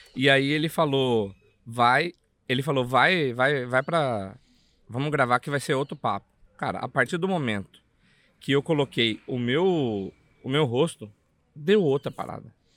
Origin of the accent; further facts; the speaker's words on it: Cuiabá, Mato Grosso, Brazil; accent: Cuiabá; eu sou lá do CPA, para quem é de Cuiabá ou já foi em Cuiabá, sabe que CPA é uma quebrada lá